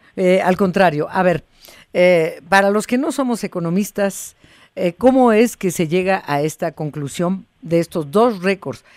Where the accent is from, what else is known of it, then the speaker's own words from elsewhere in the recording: Mexico; somos los mexicanos